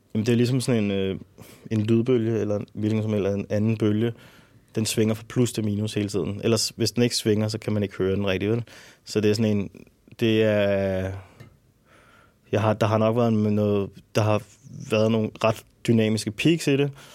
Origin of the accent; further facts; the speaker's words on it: Albertslund, Capital Region of Denmark, Denmark; jeg er født og opvokset i Alberslund